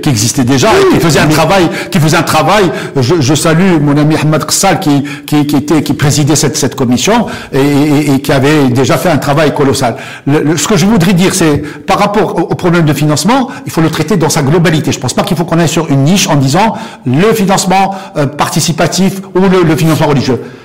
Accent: Morocco; en tant que Marocain

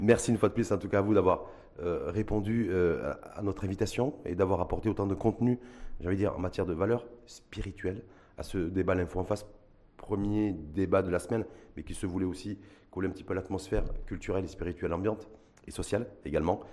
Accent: Morocco; chez nous au Maroc

